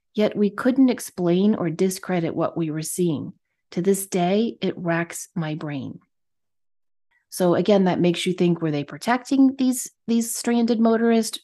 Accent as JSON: {"language": "English", "region": "Connecticut", "country": "United States", "tie": "born or raised there", "moved": "yes", "said": "I grew up in Connecticut"}